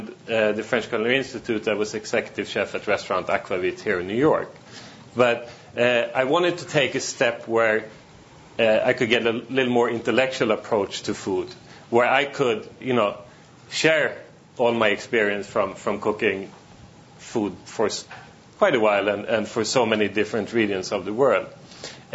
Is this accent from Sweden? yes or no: yes; Sweden; moved away as an adult; also born or lived in China / Australia / Singapore; I was born in Sweden, grew up there